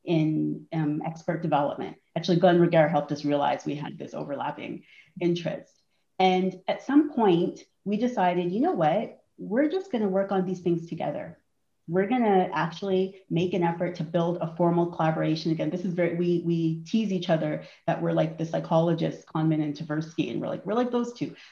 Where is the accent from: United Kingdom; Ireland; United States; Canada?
Canada; Toronto, Ontario; I grew up in Toronto. I've always lived here. I grew up in the north end of the city in a neighborhood called Rexdale.